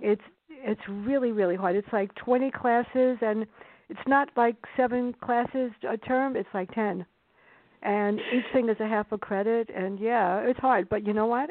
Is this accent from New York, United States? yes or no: yes; New York City, New York, United States; my life with my sister growing up in the South Bronx